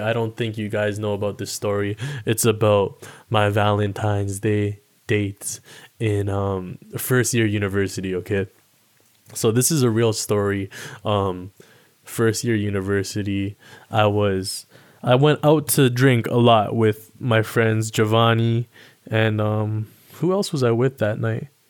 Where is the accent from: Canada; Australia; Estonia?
Canada; Toronto, Ontario; also born or lived in Alabama; I live in Toronto, Ontario, Canada. Um, stayed out here for most of my life. And, um, I was originally born in the States. I was born in Alabama. And then I moved up here with my family when I was, like, damn near three years old